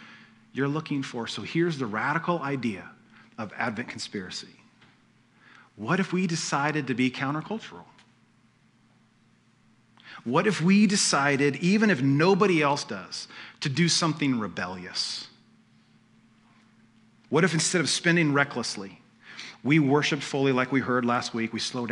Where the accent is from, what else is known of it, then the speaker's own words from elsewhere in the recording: United States; We're American